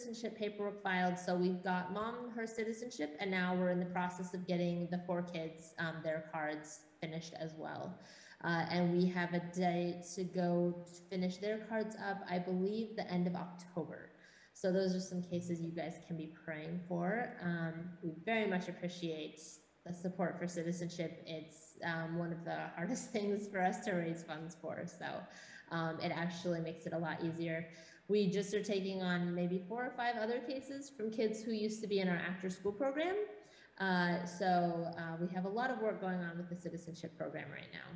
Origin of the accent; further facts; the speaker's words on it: Washington, United States; moved away as an adult; also born or lived in Los Angeles, United States; now in Thailand; I grew up in Washington State.